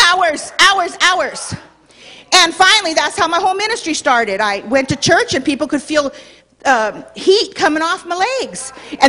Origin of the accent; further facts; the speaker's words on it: Los Angeles, California, United States; Born and raised in Hollywood.